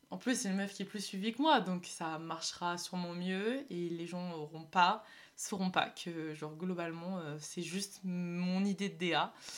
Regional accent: Nord, Hauts-de-France, France; je viens du Nord

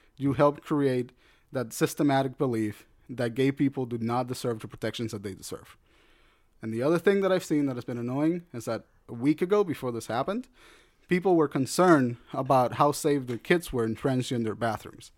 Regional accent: United States

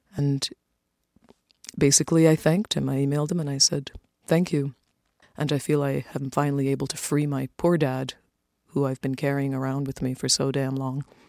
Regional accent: Toronto, Ontario, Canada; It was great growing up in Toronto. We came to Canada in 1969, just before I turned eight years old

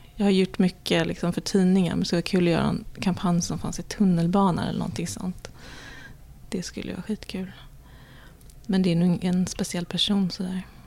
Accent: Sweden; now in New York, United States; som svenskar

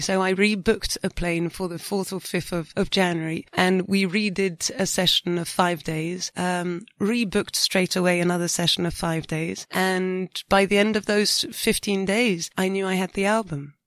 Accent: France; we haven't got many karaoke's in France

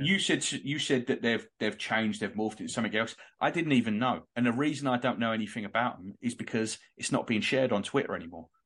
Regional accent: London, United Kingdom; moved away; We're from Islington. We're both now living five and a half thousand miles away

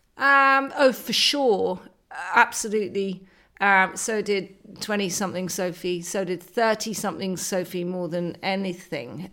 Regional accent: west coast of Scotland, United Kingdom; accent: posh city girl; also born or lived in Argyll / Dumfries and Galloway; I was brought up on a farm in the west coast of Scotland, but when you talk with my accent, uh, you sound like a posh city girl

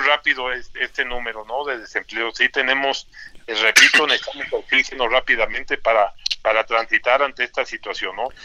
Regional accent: Mexico; como mexicanos que queremos y somos colaboradores

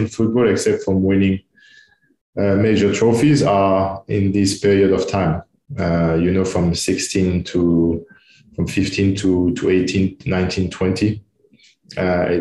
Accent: Tours, Centre-Val de Loire, France; English is a second language; also born or lived in Manchester, United Kingdom / Italy; now in Dubai, United Arab Emirates; I grew up in Tours. So it's 2 hours south of Paris

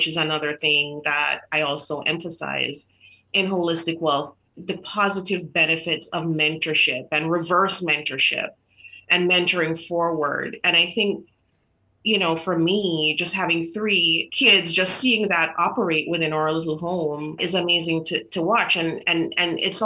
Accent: Jamaica; moved away as an adult; So I grew up in Jamaica. So I was born in Jamaica

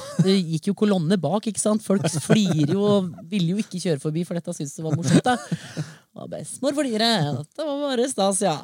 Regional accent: Norway; Jeg vokste opp oppe i Liom, mm. på en gard

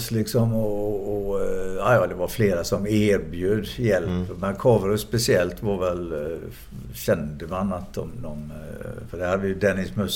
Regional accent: Gothenburg, Västra Götaland, Sweden; Jag är uppvuxen i Frölunda.

